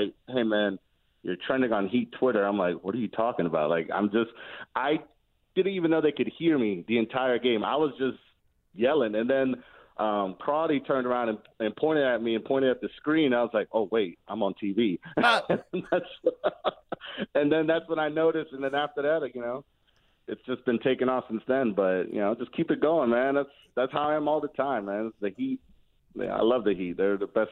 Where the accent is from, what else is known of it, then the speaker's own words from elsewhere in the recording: Miami, Florida, United States; moved away as an adult; I'm from Miami, went to American Senior High